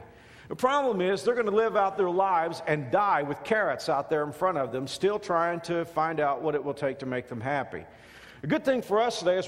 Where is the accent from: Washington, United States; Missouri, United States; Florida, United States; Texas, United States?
Texas, United States; Dallas-Fort Worth area; growing up in the Dallas-Fort Worth area, we had the three network affiliates and then maybe a couple independents and public television.